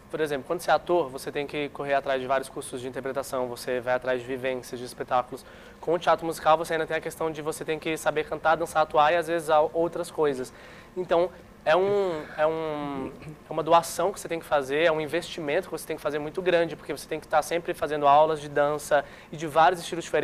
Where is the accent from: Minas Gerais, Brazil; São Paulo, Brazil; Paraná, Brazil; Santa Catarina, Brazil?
Santa Catarina, Brazil; Florianópolis; born there; also born or lived in Brasília / Fortaleza; Eu nasci em Floripa, mas na verdade sou meio nômade. Eu me considero meio que de Brasília e de Fortaleza, porque os meus pais são nordestinos.